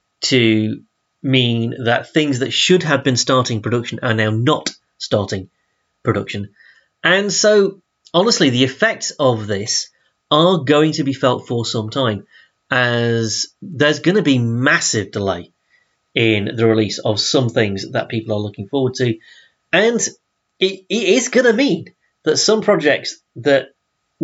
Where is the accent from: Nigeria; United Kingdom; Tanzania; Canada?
United Kingdom; Yorkshire and the Humber; I'm from South Yorkshire.